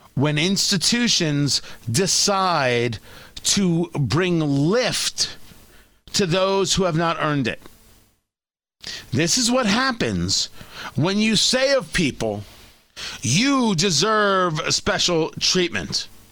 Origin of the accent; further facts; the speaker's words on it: New Jersey, United States; also born or lived in Brooklyn, New York; I was born in Brooklyn and I grew up in Jersey